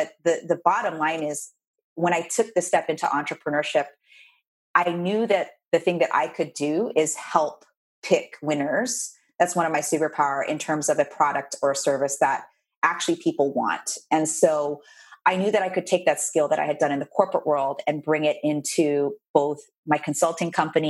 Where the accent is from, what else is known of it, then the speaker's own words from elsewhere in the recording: Philippines; I did the good Asian girl thing, I say, because I'm Asian, I'm Filipino.